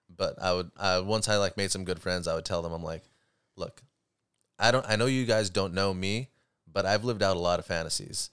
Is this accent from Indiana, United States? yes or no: no; Huntington Beach, California, United States; I grew up in Huntington Beach